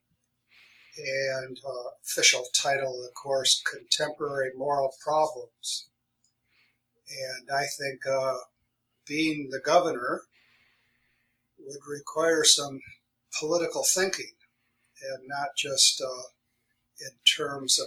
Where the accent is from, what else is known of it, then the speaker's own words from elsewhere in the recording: Grand Rapids, Michigan, United States; moved away as an adult; also born or lived in San Antonio, Texas; now in California, United States; I'm from Grand Rapids, Michigan